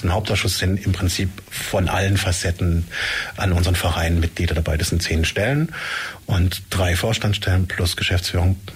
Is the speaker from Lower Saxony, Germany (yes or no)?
no; Hohenlohe, Baden-Württemberg, Germany; moved away as an adult; also born or lived in Tübingen; now in Ulm, Germany; Ich komme ursprünglich aus Hohenlohe